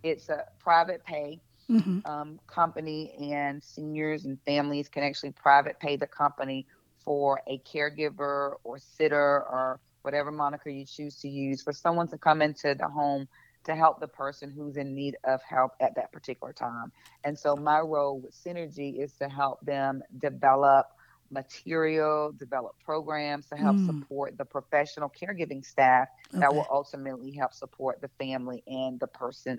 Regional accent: South Carolina, United States; I mean, I grew up in a very rural community, a very small town. Everybody knew everybody

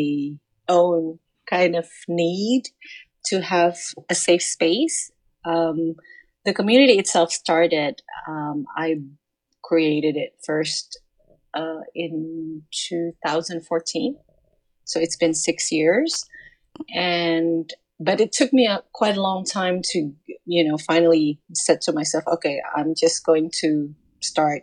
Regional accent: Jakarta, Indonesia; I'm from Jakarta, Indonesia

